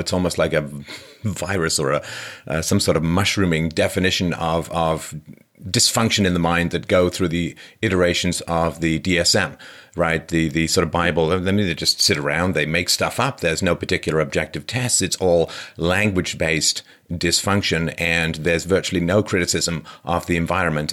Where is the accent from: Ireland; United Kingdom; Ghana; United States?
United Kingdom; England; growing up in England